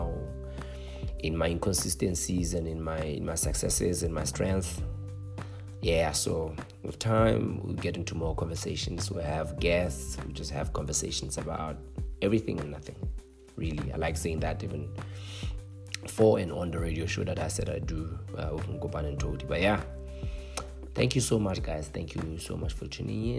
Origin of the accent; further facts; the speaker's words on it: Lesotho; I'm from Lesotho